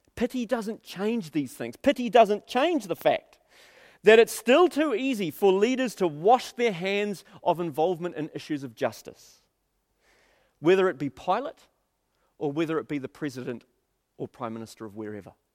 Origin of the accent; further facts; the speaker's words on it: Auckland, New Zealand; we spent thirty years of my life, um, growing up in South Auckland